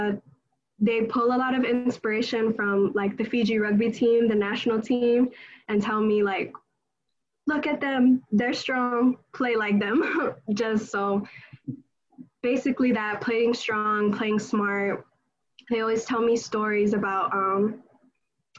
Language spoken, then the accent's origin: English; California, United States; moved away as an adult; we're both from California